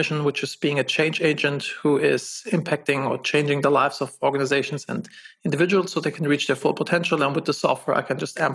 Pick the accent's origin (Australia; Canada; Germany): Germany; moved away as an adult; also born or lived in Los Angeles, United States; I'm originally from Germany